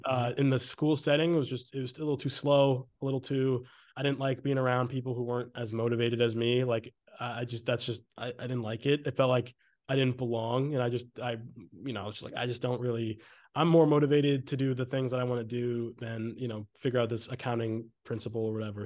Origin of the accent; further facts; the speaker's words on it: Exeter, New Hampshire, United States; moved away as an adult; also born or lived in Maine; now in Los Angeles, United States; I'm from Exeter, New Hampshire. I went to Exeter High School